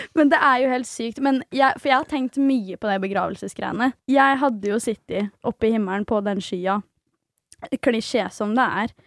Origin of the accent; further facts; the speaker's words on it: Svelvik, Vestfold, Norway; moved away; Jeg var hjemme i Svelvik hos mamma og pappa